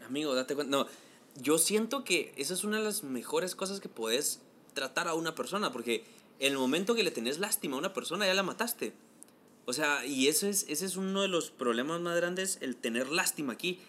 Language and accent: Spanish; Guatemala; así somos los chapines